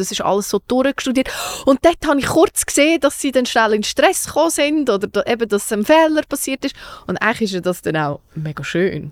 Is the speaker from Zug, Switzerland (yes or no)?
yes; Zug, Switzerland; ich ja wirklich eine stolze Zuckerin bin